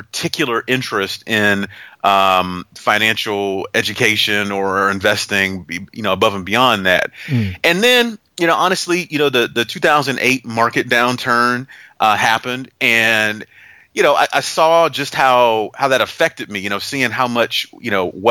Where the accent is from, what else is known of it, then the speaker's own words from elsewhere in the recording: Youngstown, Ohio, United States; moved away as an adult; also born or lived in Gainesville, Florida / Alabama; now in St. Simons Island, United States; I grew up in Northeast Ohio, go Cavs, Youngstown, Ohio